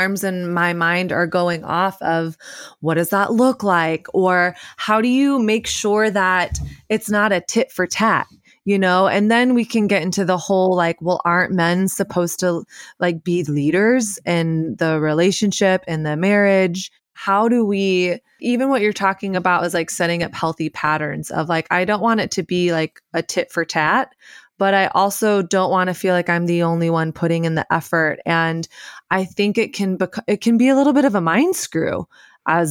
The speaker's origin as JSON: {"language": "English", "region": "the South", "country": "United States", "tie": "born or raised there", "said": "growing up in the South"}